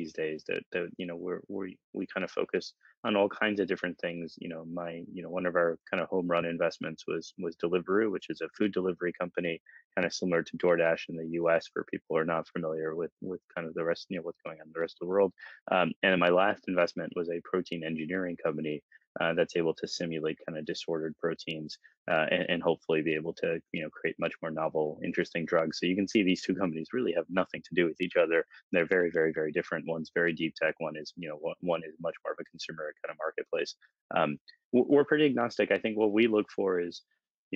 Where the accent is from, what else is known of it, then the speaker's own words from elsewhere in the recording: New York City, New York, United States; moved away as an adult; also born or lived in Bay Area, California; now in London, United Kingdom; I grew up in New York City, and I moved across to California